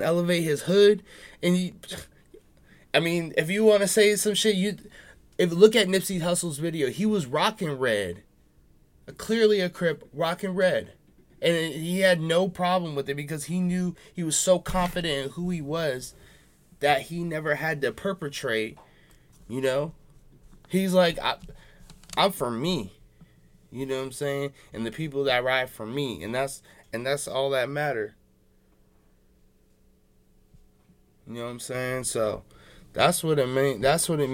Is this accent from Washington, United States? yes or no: yes; Seattle, Washington, United States; I'm from Seattle.